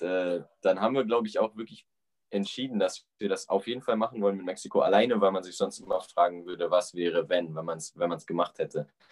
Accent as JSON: {"language": "German", "town": "Timmendorfer Strand", "region": "Schleswig-Holstein", "country": "Germany", "also_born_or_lived": "Frankfurt / Cologne", "moved": "as an adult", "lives_now": "Whitehorse, Canada", "said": "ich bin halt äh, eigentlich aus Timmendorfer Strand"}